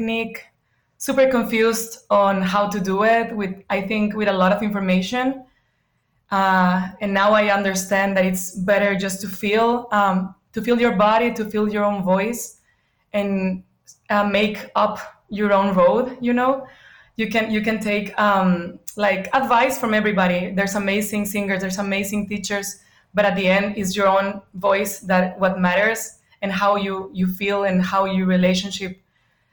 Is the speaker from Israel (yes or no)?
no; bordering Arizona, Sonora, Mexico; now in United States; I grew up in the north of Mexico. It's northwest, is the border next to Arizona.